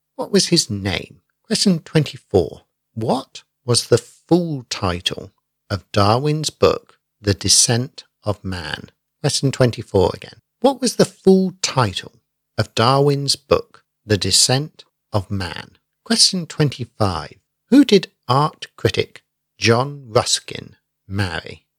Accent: Basingstoke, South East England, United Kingdom; my hometown of Basingstoke

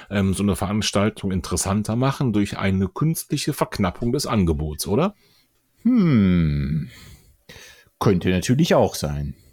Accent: Kassel, Hesse, Germany; auch eine Hörerin in Kassel gelaufen. Hast du das mitbekommen? Das hat mich fast am meisten gefreut in meiner Heimat.

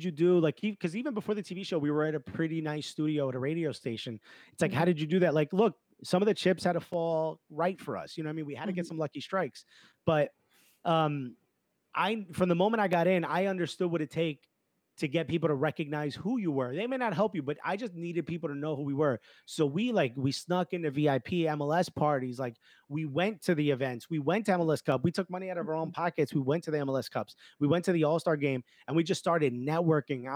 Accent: Newark, New Jersey, United States; when you're born and raised in Newark

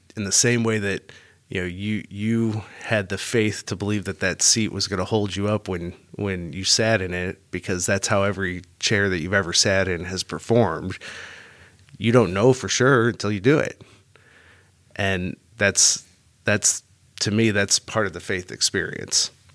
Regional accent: St. Louis, Missouri, United States; I was raised Catholic here in Saint Louis

